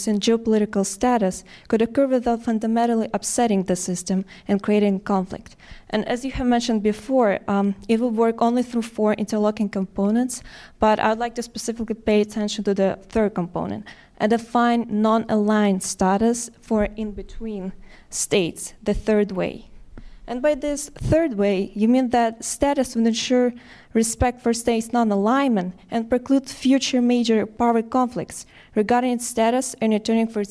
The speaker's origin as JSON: {"language": "English", "country": "Ukraine", "moved": "yes", "said": "I'm a student from Ukraine studying at American University."}